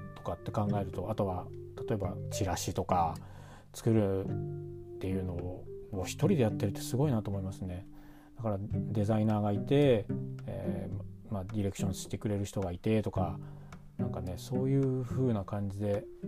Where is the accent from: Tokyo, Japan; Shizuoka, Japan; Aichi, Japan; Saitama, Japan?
Shizuoka, Japan; moved away as an adult; 僕は静岡県の出身でで静岡、まあ、運がいいのことに小さい頃からバイオリンをやっていて